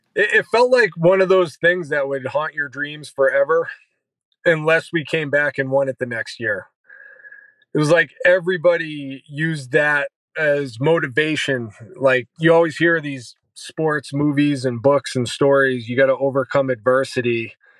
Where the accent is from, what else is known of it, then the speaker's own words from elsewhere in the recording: New Hampshire, United States; moved away as an adult; also born or lived in Florida; now in San Antonio, United States; I'm from New Hampshire